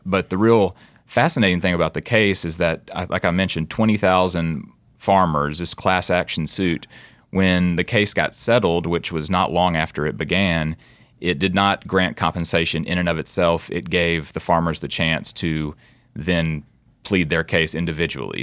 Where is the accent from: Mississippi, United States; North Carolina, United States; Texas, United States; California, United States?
Mississippi, United States; Oxford; when I grew up in Oxford, Mississippi